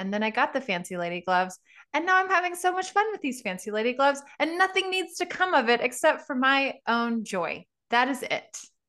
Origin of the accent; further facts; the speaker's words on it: Louisiana, United States; I was raised in Southwest Louisiana, not really known as like a very spiritual hippie place. It's very religious.